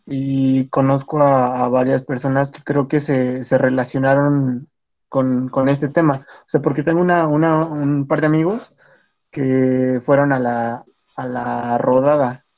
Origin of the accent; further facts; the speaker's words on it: Mexico City, Mexico; yo igual soy parte de Xochimilco